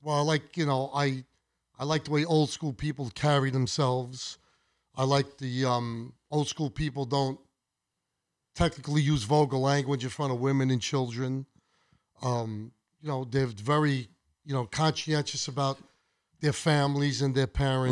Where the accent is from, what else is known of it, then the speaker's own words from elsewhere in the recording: Brooklyn, New York, United States; I grew up with him in Brooklyn